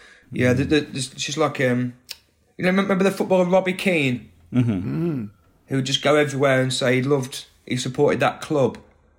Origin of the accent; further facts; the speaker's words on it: Atherstone, West Midlands, United Kingdom; Atherstone, yeah. So I was born in Nuneaton. That's the nearest hospital. Same hospital as Ken Loach.